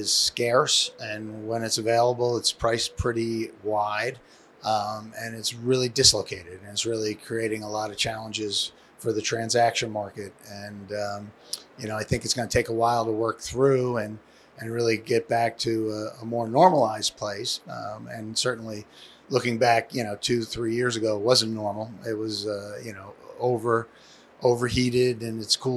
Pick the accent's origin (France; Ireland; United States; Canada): United States; Long Island, New York; also born or lived in Michigan; born and raised in New York, Long Island